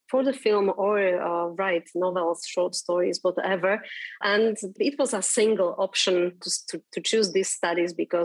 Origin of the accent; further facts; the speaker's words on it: Bratislava, Bratislava Region, Slovakia; Yes, I am from Bratislava. I was born here, and with maybe an exception of 1 or 2 years that I spent abroad, I have been living in Bratislava all my life